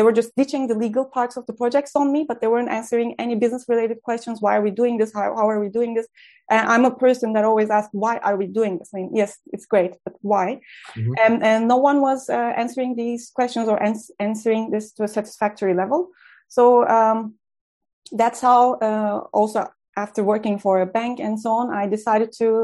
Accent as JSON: {"language": "English", "country": "Turkey", "moved": "yes", "said": "I trained as a lawyer in my home country in Turkey"}